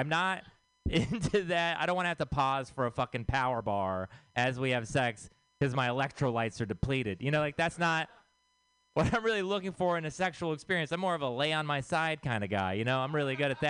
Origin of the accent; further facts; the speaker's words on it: Texas, United States; moved away; I am from Texas